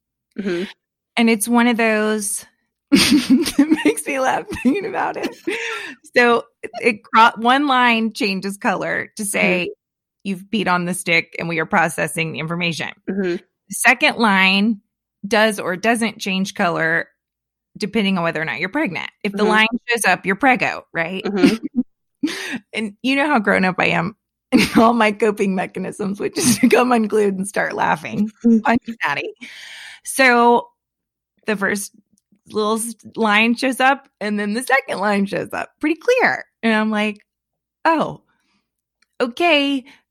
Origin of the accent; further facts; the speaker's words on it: Central Florida, United States; my hometown in Central Florida